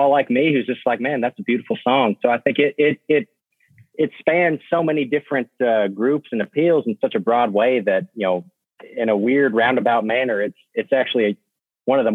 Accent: Nashville, Tennessee, United States; growing up in Nashville, Tennessee

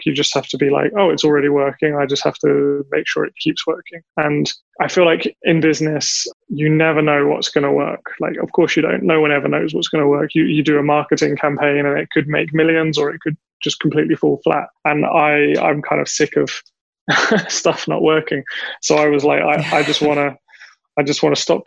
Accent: England, United Kingdom; now in Taiwan; I'm English

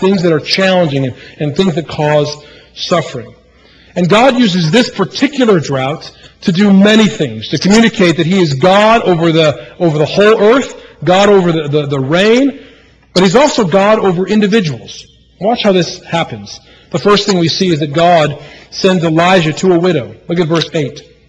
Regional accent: Midwest, United States; moved away; also born or lived in Manning, South Carolina; when I was a child growing up in the Midwest, the great land of the Chicago Cubs

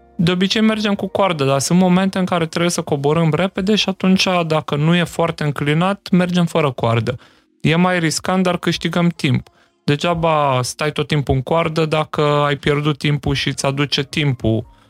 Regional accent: Slatina, Olt County, Romania; moved away as an adult; now in Timișoara, Romania; nu sunt chiar bănățean, ai mei sunt din Sibiu și din Beiu și eu am copilărit în Slatina, Olt

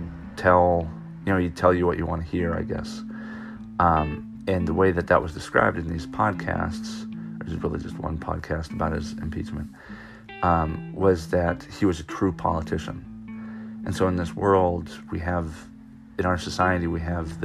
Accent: Orange County, California, United States; moved away as an adult; now in Knoxville, Maryland, United States; I grew up in Orange County

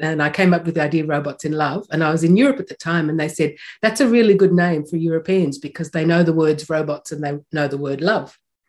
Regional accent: Melbourne, Victoria, Australia; now in New Zealand; Just near Melbourne, yes. And so I lived there most of my life. And it's a very musical city, as you know.

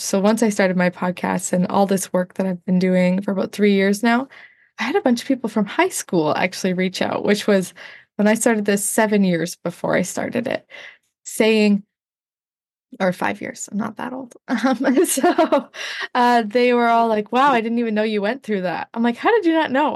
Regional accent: Northern Ontario, Canada; also born or lived in United States; Northern Ontario, Canada

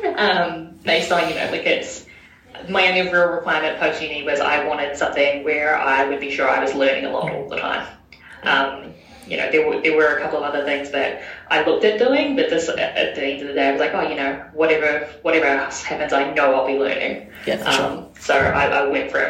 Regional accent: Auckland, New Zealand; moved away as an adult; now in Christchurch, New Zealand; I'm based in the Ōtautahi office, but I grew up in Tamaki.

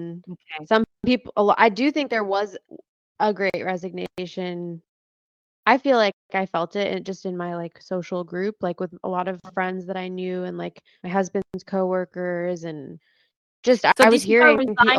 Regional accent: Morocco; As a fellow Moroccan, I wanted to ask what is the most like life-changing food that you ate growing up in Morocco

